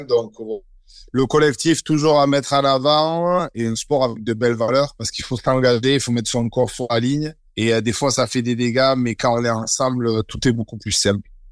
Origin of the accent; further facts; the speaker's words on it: Bayonne, Nouvelle-Aquitaine, France; je suis né à Bayonne